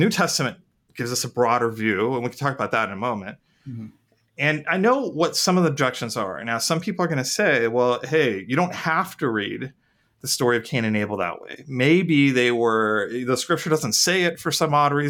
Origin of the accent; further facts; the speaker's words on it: India; moved away; I'm an Indian, and I'm an Indian immigrant